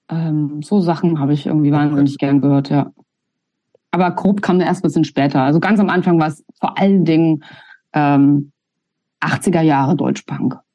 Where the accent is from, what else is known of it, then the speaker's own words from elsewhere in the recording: Upper Silesia, Poland; wenn ich dann bei, bei meiner Familie bin und sage, ich bin aus Polen, dann kriege ich irgendwie eins auf den Deckel, weil dann heißt, nein, du bist aus Oberschlesien.